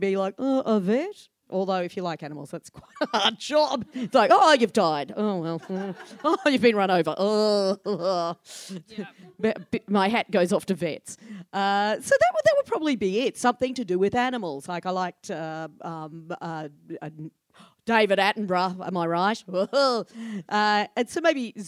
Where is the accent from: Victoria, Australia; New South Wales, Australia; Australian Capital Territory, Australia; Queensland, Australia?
Victoria, Australia; Ballarat; now in Melbourne, Australia; I grew up in Ballarat